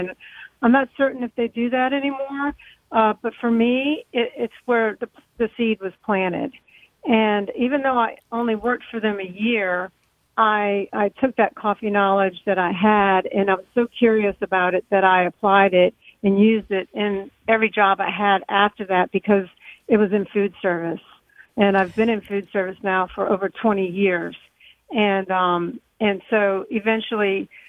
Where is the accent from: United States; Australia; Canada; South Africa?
United States; New Orleans area, Louisiana; moved away; also born or lived in Mississippi; I'm from the New Orleans area. Not proper